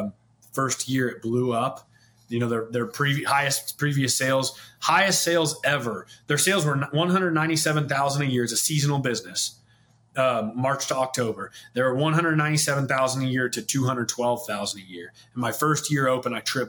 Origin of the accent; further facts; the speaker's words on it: St. Joseph, Missouri, United States; I'm born and raised in St. Joseph, Missouri, just north of Kansas City